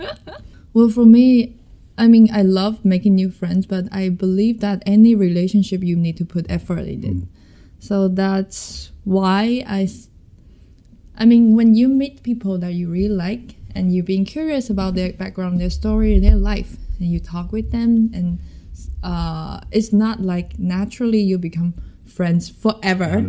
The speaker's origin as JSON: {"language": "English", "country": "Taiwan", "said": "I'm from Taiwan, a lovely country"}